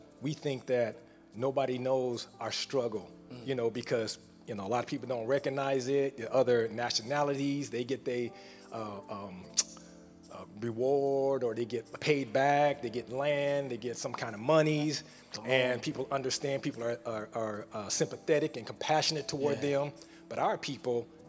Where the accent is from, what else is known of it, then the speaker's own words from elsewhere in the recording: California, United States; now in Houston, United States; I'm from Cali.